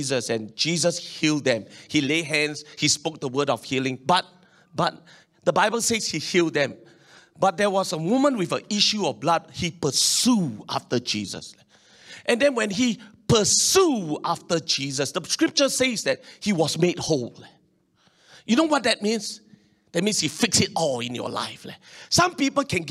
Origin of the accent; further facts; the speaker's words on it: Singapore; as a Singaporean and a Chinese